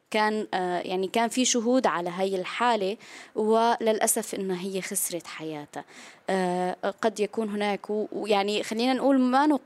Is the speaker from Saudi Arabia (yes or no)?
no; Syria; بالنسبه لنا نحن كسوريين كل هذا الالم والتعب اللي عاشوا الالاف من السوريين